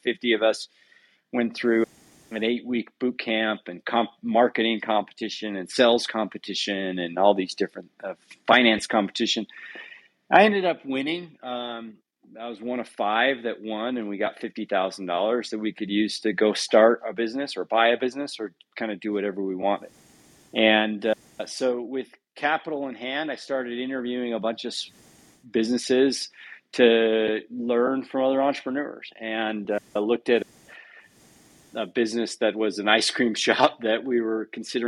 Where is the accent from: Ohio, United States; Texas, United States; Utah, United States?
Utah, United States; also born or lived in Southern California / South America; I grew up here in Utah